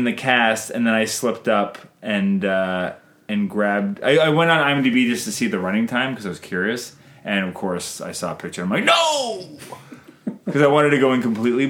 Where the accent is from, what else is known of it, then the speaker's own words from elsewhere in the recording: Canada; I'm Canadian filmmaker